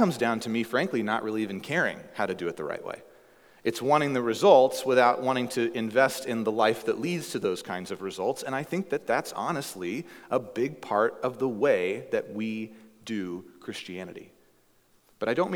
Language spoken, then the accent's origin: English; the Bible Belt, United States; now in Alaska, United States; where I grew up in the Bible Belt